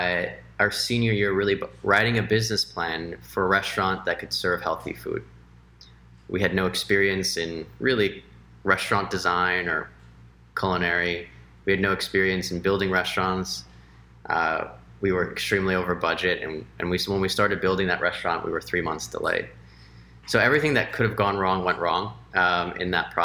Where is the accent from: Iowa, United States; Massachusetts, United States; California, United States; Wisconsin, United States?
California, United States; Los Angeles; moved away as an adult; also born or lived in Washington, D.C.; I grew up in Los Angeles, and I'm half Mexican, half Chinese.